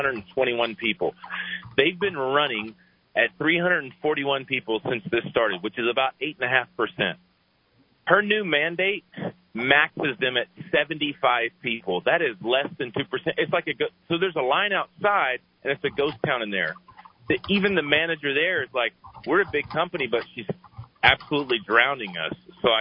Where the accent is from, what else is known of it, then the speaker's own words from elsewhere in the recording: Dallas, Texas, United States; now in New Mexico, United States; I've lived here for 9 years. I'm originally from the Dallas area.